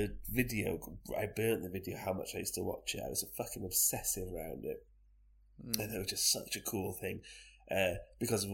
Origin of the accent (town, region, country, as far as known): Wales, United Kingdom